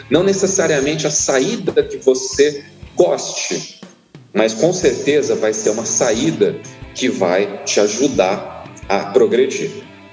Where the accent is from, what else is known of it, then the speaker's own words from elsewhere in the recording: São Paulo, Brazil; now in Poços de Caldas, Brazil; Eu nasci em São Paulo, capital, em 1980